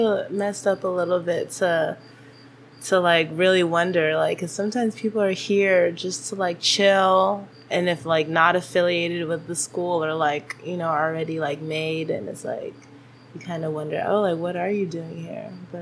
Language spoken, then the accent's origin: English; Stockton, California, United States; also born or lived in Davis; now in Merced, United States; I live in Merced right now, but I'm definitely, like, you know, from Stockton